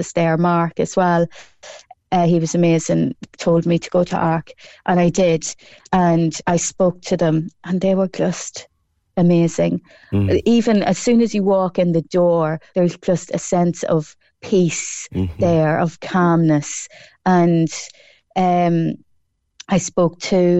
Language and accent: English; Cork, Munster, Ireland; my hometown of Colleville and Cross Midland